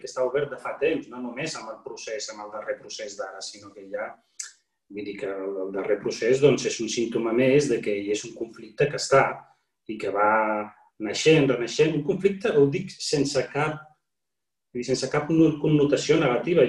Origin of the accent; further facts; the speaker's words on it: Morocco; also born or lived in Catalonia; now in Spain; com a marroquí, musulmà, emigrat